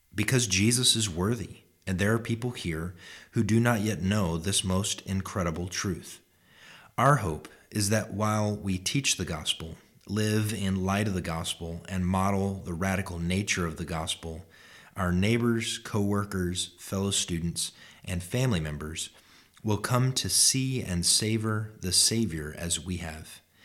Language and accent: English; Alaska, United States; my home state